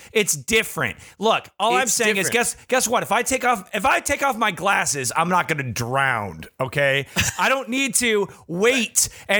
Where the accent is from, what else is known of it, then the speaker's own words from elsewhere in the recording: Michigan, United States; I grew up in Michigan. It's surrounded by water on three sides.